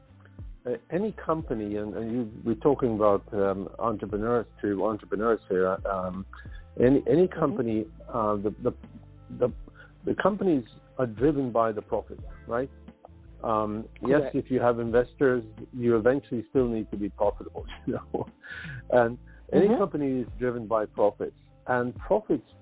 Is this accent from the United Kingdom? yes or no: no; Sweden; moved away as an adult; now in United States; I'm native from Sweden